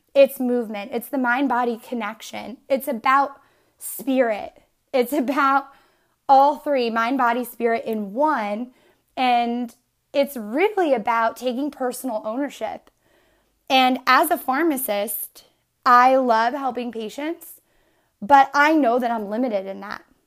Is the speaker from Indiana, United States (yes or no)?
no; Northeastern Pennsylvania, United States; I am originally from Northeastern P A, and I grew up in this small, one-mile town